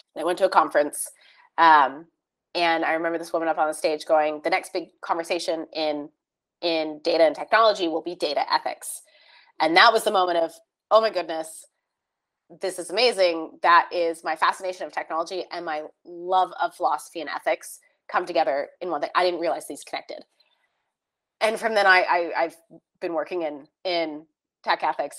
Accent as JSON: {"language": "English", "region": "California", "country": "United States", "tie": "born or raised there", "also_born_or_lived": "Texas", "moved": "as an adult", "said": "growing up in California in in um, surrounded by tech"}